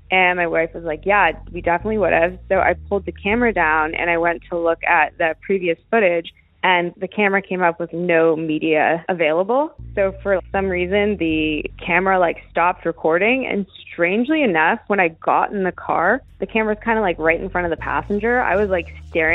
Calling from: Santa Monica, California, United States; I'm calling from Los Angeles, California

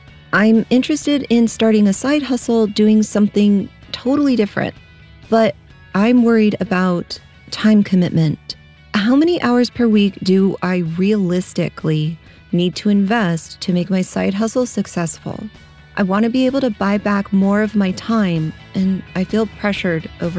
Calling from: Minneapolis, Minnesota, United States; from Minneapolis.

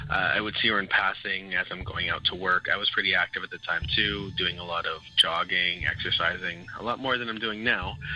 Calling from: Montreal, Quebec, Canada; I'm calling from Montreal, Quebec.

